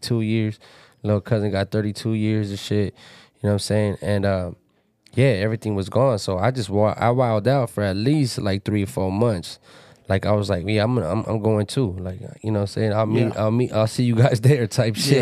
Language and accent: English; Pomona, California, United States; I'm from Pomona